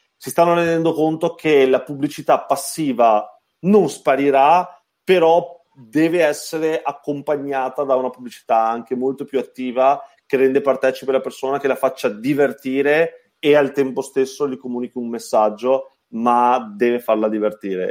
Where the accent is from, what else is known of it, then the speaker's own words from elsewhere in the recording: Treviso, Veneto, Italy; accent: Treviso; Treviso, come si sente dal mio accento